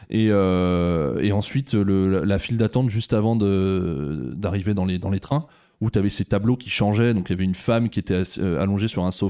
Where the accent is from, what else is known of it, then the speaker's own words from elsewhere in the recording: Auxerre, Bourgogne-Franche-Comté, France; born there; moi je suis né à Auxerre, j'ai de la famille là-bas